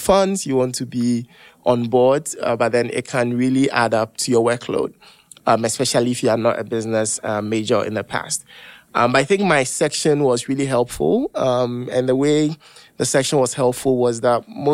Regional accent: Ghana; moved away as an adult; I come from Ghana, very, very different culture

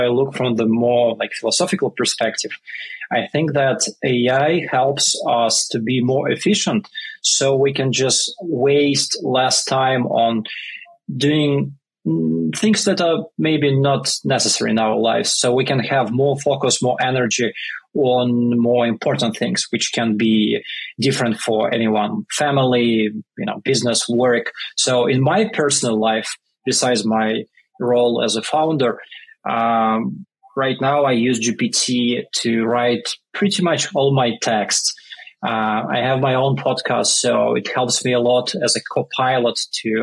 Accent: Russia; English is a second language; moved away as an adult; now in New York, United States; I grew up in a small military town in Russia because my father was in army at that time. And I moved to New York about 10 years ago

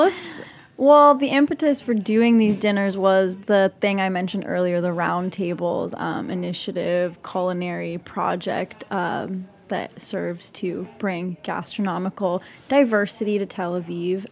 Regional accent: Salt Lake City, Utah, United States; moved away as an adult; also born or lived in West Bank, Palestine; now in New York, United States; I grew up in Utah and in the West Bank

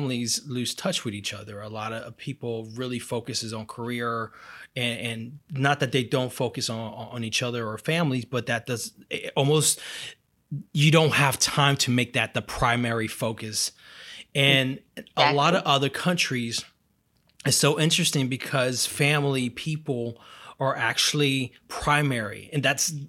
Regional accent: Brazil; moved away; I'm from Brazil

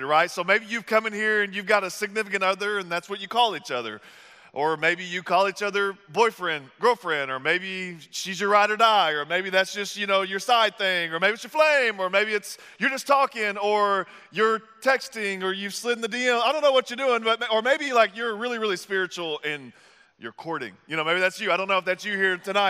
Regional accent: the South, United States; moved away; I'm from the South

